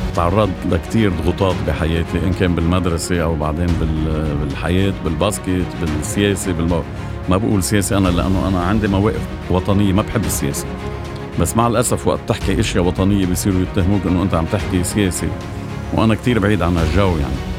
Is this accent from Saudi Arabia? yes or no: no; Bikfaya, Mount Lebanon, Lebanon; وابن ضيعتي بكفية